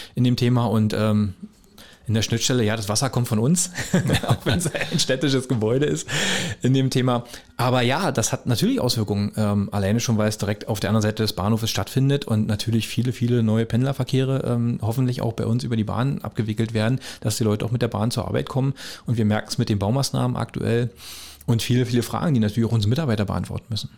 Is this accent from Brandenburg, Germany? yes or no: yes; Beeskow, Brandenburg, Germany; also born or lived in Frankfurt (Oder); bin aufgewachsen in Besko